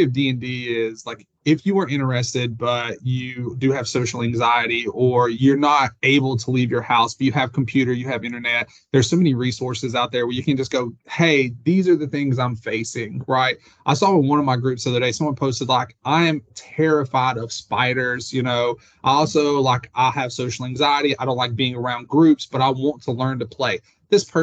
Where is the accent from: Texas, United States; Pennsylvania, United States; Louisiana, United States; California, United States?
Louisiana, United States; New Orleans; I'm from New Orleans